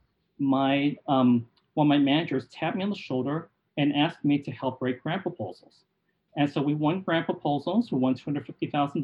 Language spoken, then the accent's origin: English; California, United States; also born or lived in Boston; being a Californian